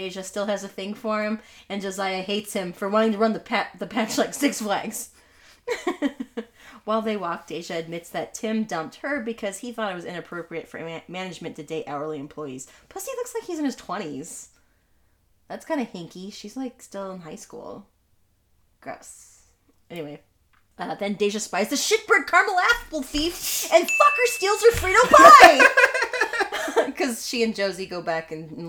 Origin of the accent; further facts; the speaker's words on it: Pacific Northwest, United States; we're from Pacific Northwest